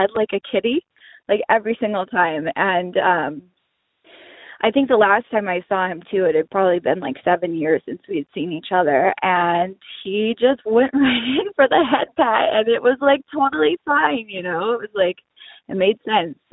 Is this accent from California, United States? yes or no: yes; Oxnard, California, United States; I'm from Oxnard